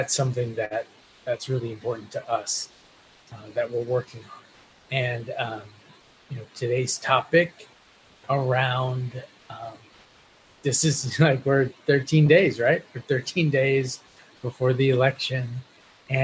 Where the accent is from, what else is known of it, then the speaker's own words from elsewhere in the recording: Minnesota, United States; also born or lived in Colombia; I was born in Colombia and grew up in Minnesota, which makes me a proud Minolumbian